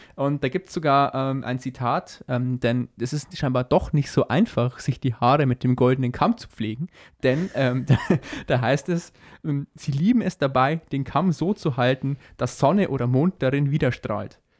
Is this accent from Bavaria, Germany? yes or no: yes; Upper Palatinate, Bavaria, Germany; bei uns in der Oberpfalz